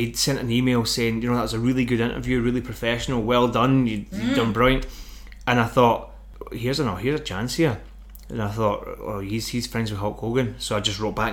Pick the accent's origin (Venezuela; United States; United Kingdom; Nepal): United Kingdom; Glasgow, Scotland; moved away as an adult; now in Forfar, United Kingdom; Glasgow's my hometown.